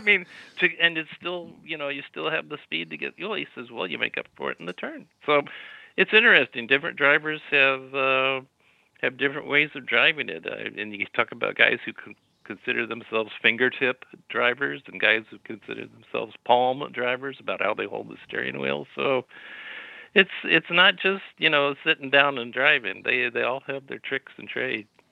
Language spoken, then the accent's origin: English; Dayton, Ohio, United States; now in Sacramento, United States; I was growing up in Dayton, Ohio